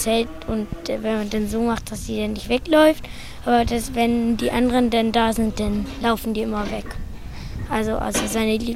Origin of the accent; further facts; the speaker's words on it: Ostenfeld, Germany; born there; Ich bin auch gebürtige Ostenfelderin